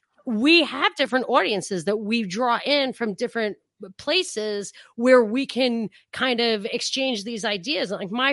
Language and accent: English; New York, United States; No, I'm from Rockland County.